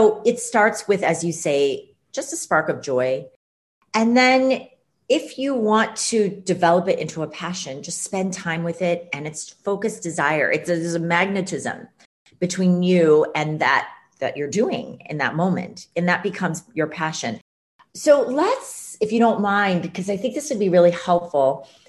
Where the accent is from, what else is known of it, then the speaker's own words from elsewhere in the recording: Ames, Iowa, United States; moved away; I grew up in Ames, Iowa